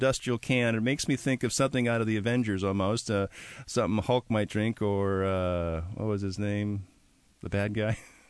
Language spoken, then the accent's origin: English; Milwaukee, Wisconsin, United States; moved away; So I'm from Milwaukee, Wisconsin, and my great-grandmother was from Alsace-Lorraine, so very German.